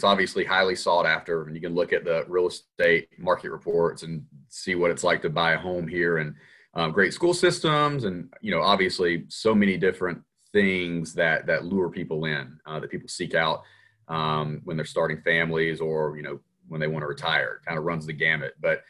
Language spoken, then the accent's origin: English; Georgia, United States; Yeah, I'm a born and raised Georgia peach. I feel like there's not too many of us that are actually born and raised in the Peach State that have stayed. But I am proud to call Georgia home, and particularly Roswell now.